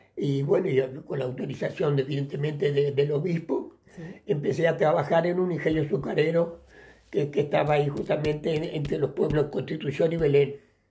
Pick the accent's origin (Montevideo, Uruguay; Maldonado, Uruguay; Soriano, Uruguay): Soriano, Uruguay; Mercedes; moved away as an adult; yo nací en Uruguay el, el, 2 de julio de 1933, este, en, en, en una ciudad que se llama Mercedes, el capital del departamento soriano y allí, bueno, viví mi infancia en la campaña